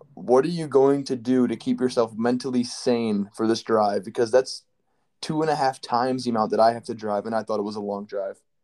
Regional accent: Michigan, United States; I'm from Michigan

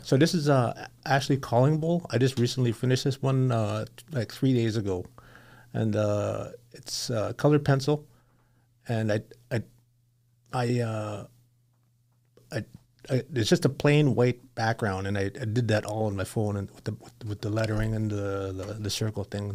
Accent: Fort Frances, Ontario, Canada; also born or lived in Seine River First Nation; I was born in Fort Francis

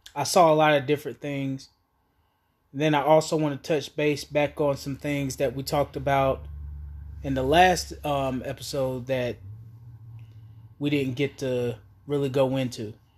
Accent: Asheville, North Carolina, United States; also born or lived in Raleigh, North Carolina; I was born and raised in Asheville, North Carolina

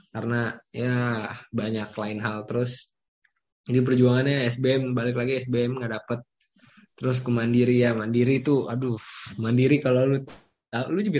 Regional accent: South Tangerang, Banten, Indonesia; asal sekolah gue dari SMA 10 Tangerang Selatan kalau tau namanya Nepul. Terus gimana gue bisa kenal Samir karena karena gue satu kompleks sama Samir terus rumah gue cuman beda berapa RT berapa blok

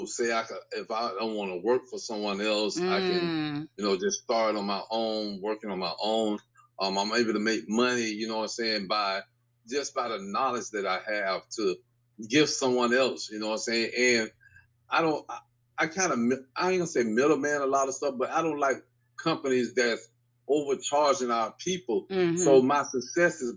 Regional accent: Tampa, Florida, United States; I grew up here in Tampa. I'm 52 years old. I grew up here in Tampa. I grew up in Tampa Park.

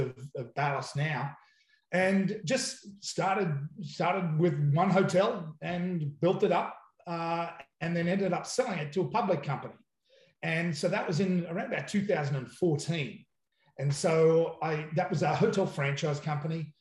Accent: Australia; moved away as an adult; now in United States; Yeah, so I come from Australia and have been over here

